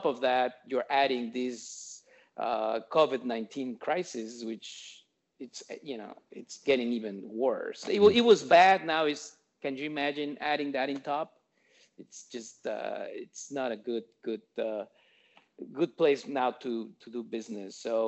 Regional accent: Mexico; I'm from Mexico

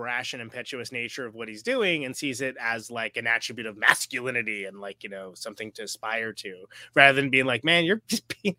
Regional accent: Oakland, California, United States; I'm from Oakland. That's just how I think, right?

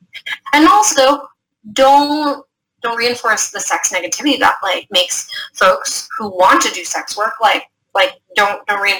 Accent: United States; I was born in the States

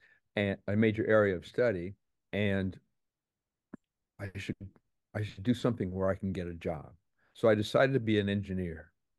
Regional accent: Texas, United States; born there; He's Russian, born in China. But at that moment, he was in the military. I was born in Texas.

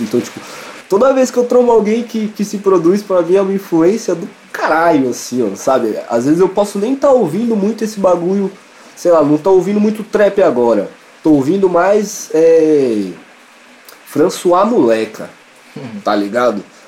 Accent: Espírito Santo, Brazil; now in São Paulo, Brazil; Eu sou do Espírito Santo, sou capixaba

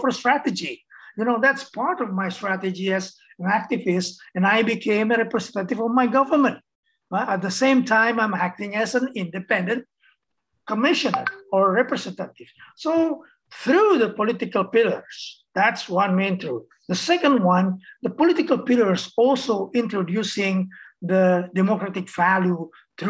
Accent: Indonesia; I came from Indonesia

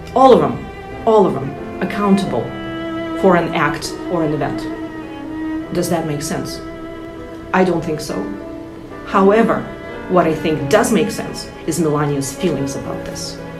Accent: Russia; now in United States; I'm from russia

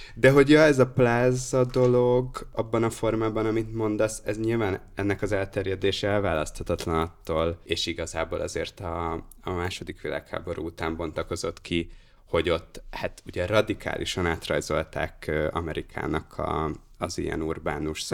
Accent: Hungary; now in Budapest, Hungary; mint vidéki gyerekről az jut eszembe, amit mondasz, hogy amikor nem költöztem Budapestre

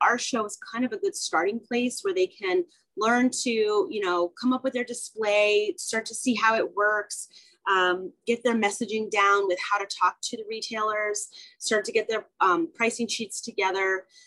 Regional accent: San Francisco Bay Area, California, United States; also born or lived in San Diego, California; I'm originally from California, and I grew up in the San Francisco Bay Area

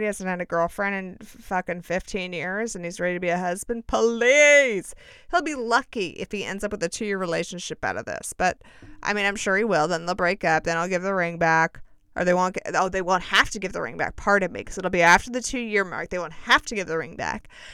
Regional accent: United States; just being an American

